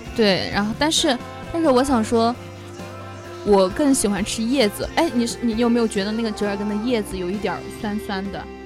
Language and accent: Chinese; Sichuan, China; 虽然说我是四川人啊